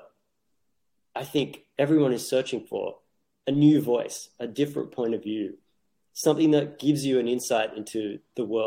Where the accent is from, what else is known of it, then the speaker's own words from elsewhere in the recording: Australia; moved away as an adult; now in New York, United States; I grew up in Australia into my late 20s. I moved to New York in my late 20s